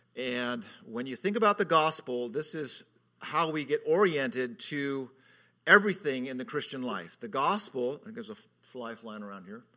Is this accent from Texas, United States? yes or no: no; California, United States; moved away; I was from California at the time. I, I'm always from California